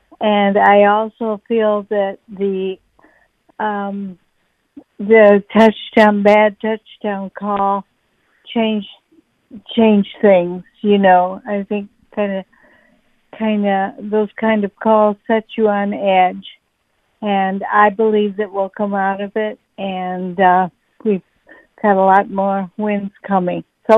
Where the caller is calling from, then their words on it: Blue Grass, Iowa, United States; I am calling from Bluegrass, Iowa, close to Davenport. But I went to U